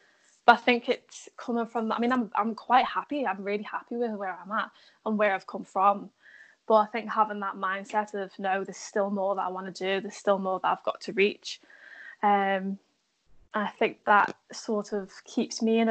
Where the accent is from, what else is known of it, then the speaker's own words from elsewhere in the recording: Liverpool, North West England, United Kingdom; being a Scouser. We are actually some of the most friendliest people.